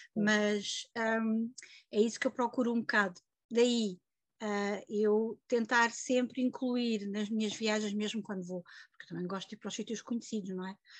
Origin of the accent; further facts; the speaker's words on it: Lisbon, Portugal; moved away as an adult; now in Santarém, Portugal; nasci e vivi quase sempre em Lisboa